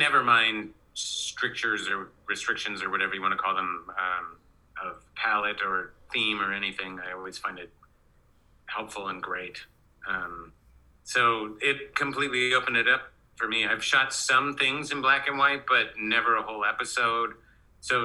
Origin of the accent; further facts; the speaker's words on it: Oregon, United States; I grew up in Oregon